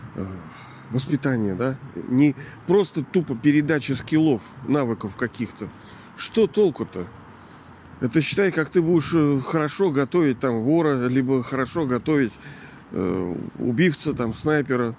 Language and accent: Russian; Kronstadt, Saint Petersburg, Russia; я живу вот в этом, даже не знаю, как оценить этот город, в этом Петербурге нашем, Ленинграде. Ну, я родился здесь, в Кронштадте.